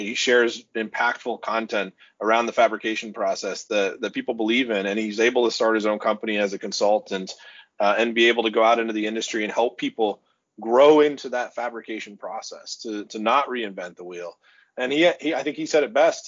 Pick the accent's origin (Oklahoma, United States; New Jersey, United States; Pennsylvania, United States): Oklahoma, United States; Oklahoma City; now in Iowa, United States; I'm originally from Oklahoma City